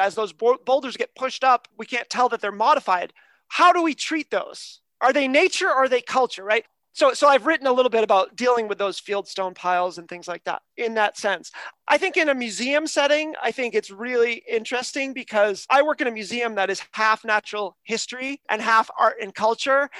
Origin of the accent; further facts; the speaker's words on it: United States; now in Canada; I'm from America. I live in Canada now